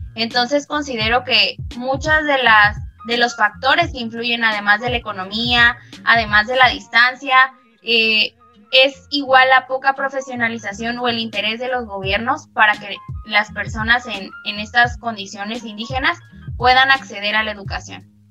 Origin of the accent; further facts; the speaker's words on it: Mexico; nos reconoce como mexicanos en el mundo